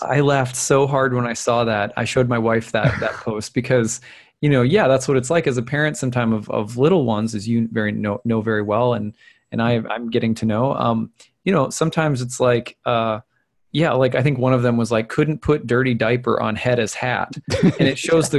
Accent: Minnesota, United States; I'm from Minnesota

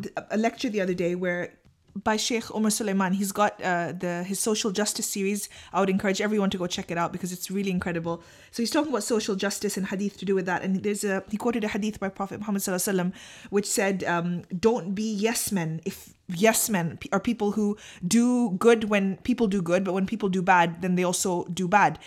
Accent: Pakistan; I'm too Pakistani

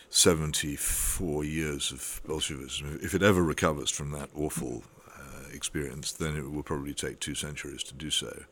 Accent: United Kingdom; we are a terribly class-ridden country

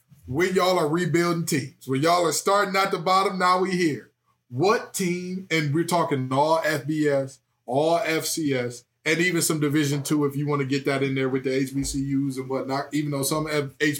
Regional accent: Detroit, Michigan, United States; I'm from the West Side

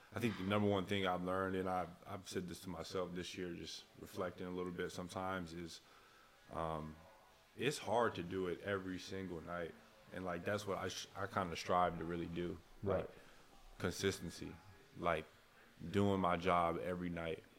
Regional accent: Flint, Michigan, United States; I'm a kid from Flint, Michigan, and um, it's a rich basketball community there

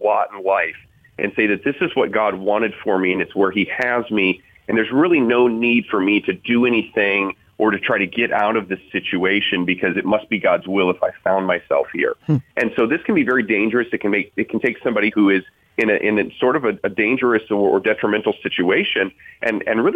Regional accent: South Bend, Indiana, United States; I'm from South Bend, Indiana

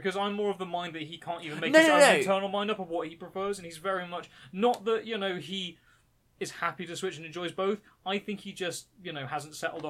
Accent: Welsh, Wales, United Kingdom; speaking as a Welsh person

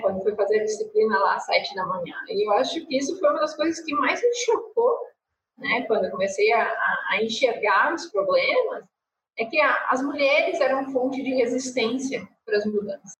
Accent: interior of Rio Grande do Sul, Brazil; now in Porto Alegre, Brazil; Minha família não é de Porto Alegre, sou do interior, aqui do do Sul

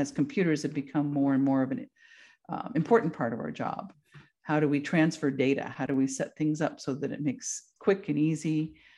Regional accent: Vermont, United States; moved away as an adult; also born or lived in Texas; now in Alaska, United States; I am from Vermont originally

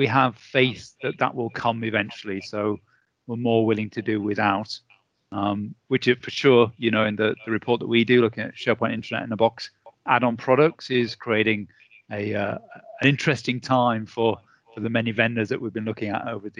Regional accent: United Kingdom; I'm British

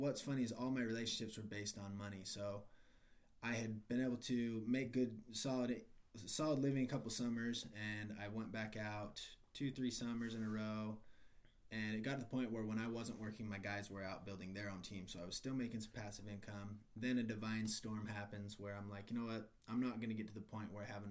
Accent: Salt Lake City, Utah, United States; I was born and raised in Salt Lake City, Utah.

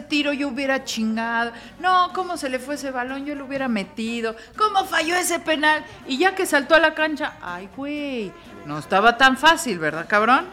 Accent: Mexico

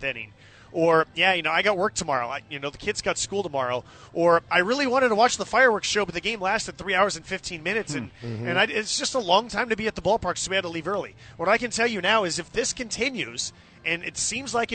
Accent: Bay Area, California, United States; I grew up in the Bay Area

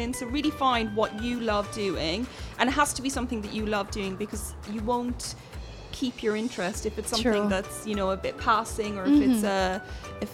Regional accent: Ireland; I grew up in Ireland

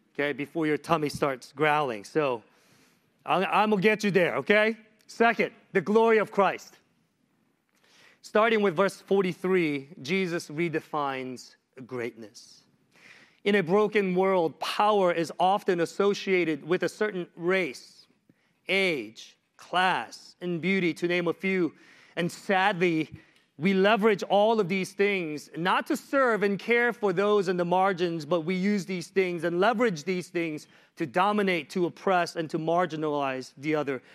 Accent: Washington, District of Columbia, United States; I am from Washington, D C.

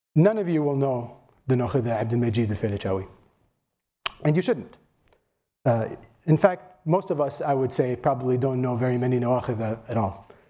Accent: Kuwait; I'm from Kuwait

